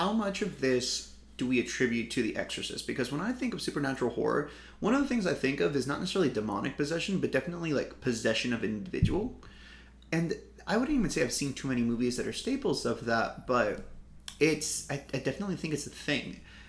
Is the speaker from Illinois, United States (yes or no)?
no; Ohio, United States; Growing up in Ohio, this is what came out of it.